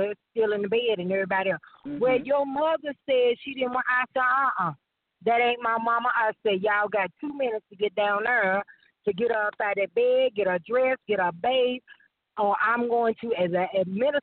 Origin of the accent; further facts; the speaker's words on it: Troutman, North Carolina, United States; also born or lived in Statesville, North Carolina; I was born and raised in Troutman